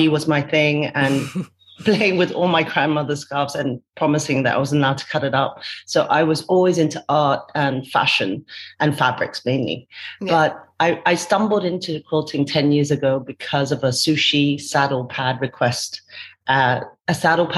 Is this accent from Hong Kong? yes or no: yes; Hong Kong; moved away as an adult; also born or lived in United Kingdom; now in Kuala Lumpur, Malaysia; I was born in Hong Kong. My husband was also born in Hong Kong, but we were raised between Hong Kong and UK